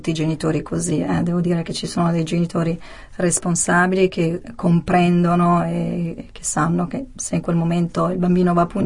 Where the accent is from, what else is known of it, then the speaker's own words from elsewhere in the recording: Sicily, Italy; born there; sì, sono nata in Sicilia, in provincia di, di Ragusa, e ovviamente vivo da tanti anni qui al nord e quindi ho perso mm, l'accento